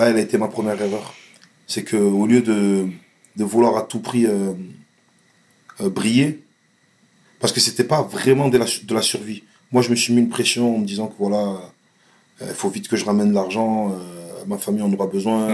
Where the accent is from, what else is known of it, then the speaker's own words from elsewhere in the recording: Vitrolles, Provence-Alpes-Côte d'Azur, France; also born or lived in Marseille; Je suis né à Marseille, mais j'ai grandi à Vitrolles